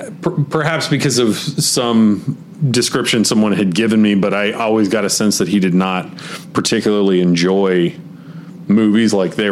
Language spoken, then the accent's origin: English; Charlotte, North Carolina, United States; I grew up around Charlotte